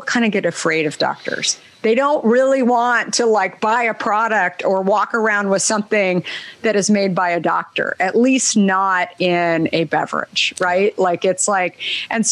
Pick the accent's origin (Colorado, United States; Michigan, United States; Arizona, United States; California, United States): Arizona, United States; I grew up in Arizona